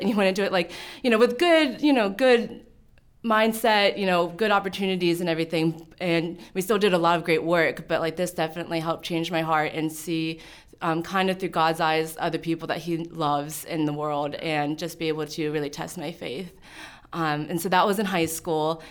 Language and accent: English; Pittsburgh, Pennsylvania, United States; moved away as an adult; also born or lived in Nanning, China; now in Frederick, United States; I grew up in Pittsburgh, Pennsylvania